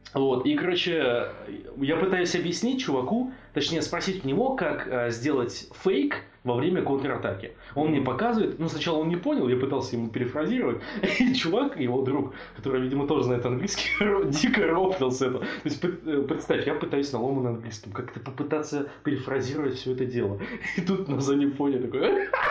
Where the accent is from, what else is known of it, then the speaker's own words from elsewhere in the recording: Russia; also born or lived in Bratislava, Slovakia; я из России